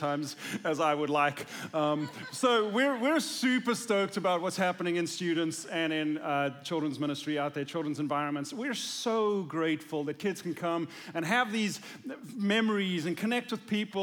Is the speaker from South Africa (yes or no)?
yes; South Africa; moved away; I'm from South Africa